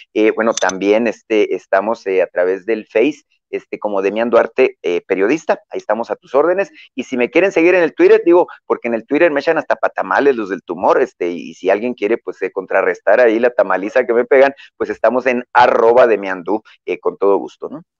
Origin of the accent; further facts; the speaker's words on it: Sonora, Mexico; si soy de Sonora, les digo, sí, y Sonora es mío